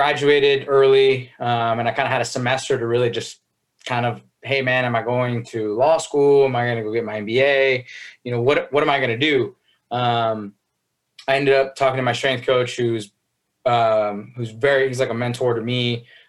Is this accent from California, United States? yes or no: yes; Chino, California, United States; I'm from Chino